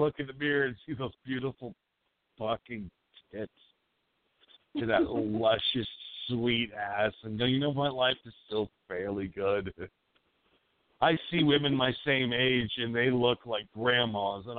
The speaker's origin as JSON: {"language": "English", "town": "Appleton", "region": "Wisconsin", "country": "United States", "tie": "born or raised there", "accent": "Wisconsin", "said": "I grew up in that fucking Wisconsin up there in Appleton, you know? I got that fucking accent"}